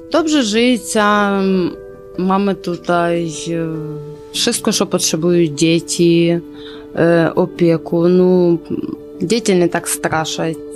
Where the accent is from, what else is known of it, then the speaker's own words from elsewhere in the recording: Lutsk, Volyn Oblast, Ukraine; Polish is a second language; now in Poland; Jestem z Wolyni, Wolyńska oblaść, Ludzk.